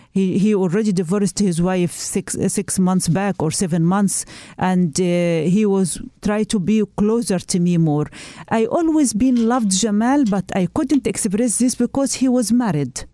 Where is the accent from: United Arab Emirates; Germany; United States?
United Arab Emirates; moved away as an adult; I grew up in United Arab Emirates and my family is there